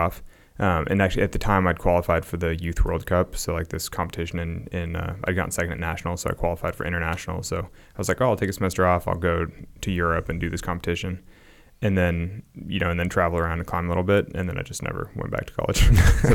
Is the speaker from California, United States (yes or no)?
yes; Sacramento, California, United States; a suburban kid growing up in Sacramento